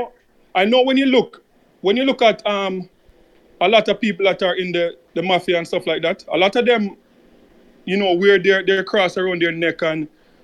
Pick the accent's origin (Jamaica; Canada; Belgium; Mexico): Jamaica; I am Jamaican